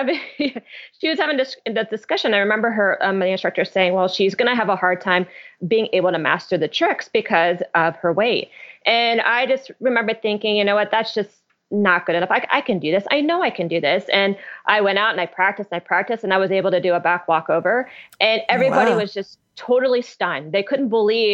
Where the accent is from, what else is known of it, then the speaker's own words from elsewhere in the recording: Columbus, Ohio, United States; I grew up in Columbus, Ohio, so very, you know, Midwestern city